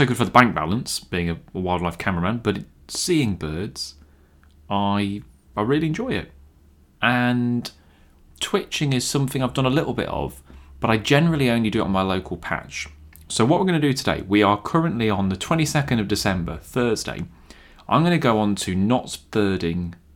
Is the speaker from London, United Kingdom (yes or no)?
no; Clifton, East Midlands, United Kingdom; where I grew up in Clifton